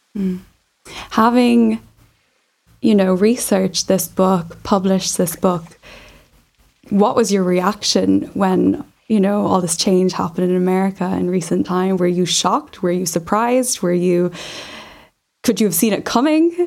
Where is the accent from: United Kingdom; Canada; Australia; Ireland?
Ireland; I'm from Ireland